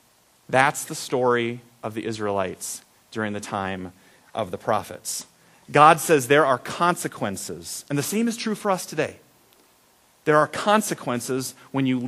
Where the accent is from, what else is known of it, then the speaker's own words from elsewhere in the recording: Iowa, United States; we're from Iowa